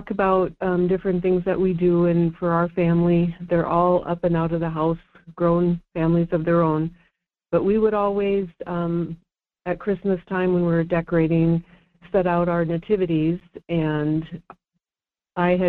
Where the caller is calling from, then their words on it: Fairbanks, Alaska, United States; from Fairbanks.